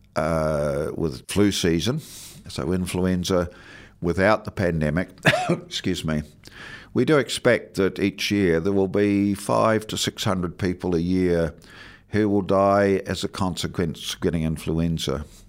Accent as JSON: {"language": "English", "region": "Southland", "country": "New Zealand", "tie": "born or raised there", "moved": "yes", "lives_now": "Dunedin, New Zealand", "said": "growing up in Southland in the, in the sixties and seventies"}